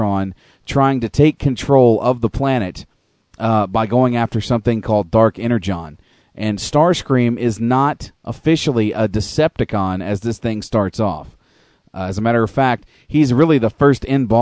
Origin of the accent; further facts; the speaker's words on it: United States; moved away as an adult; now in Canada; growing up all those years in the United States